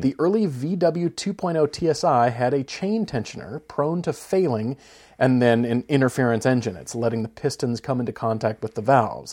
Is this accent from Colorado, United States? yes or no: yes; Fort Collins, Colorado, United States; Fort Collins, Colorado, my hometown, where I, where I grew up